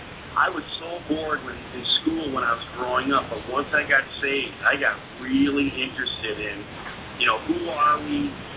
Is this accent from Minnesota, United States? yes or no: yes; Minnesota, United States; also born or lived in Europe; as I grew up in Minnesota, there was a lot of Lutherans and Catholics around me. And as I got older, they started to call me a Christ killer.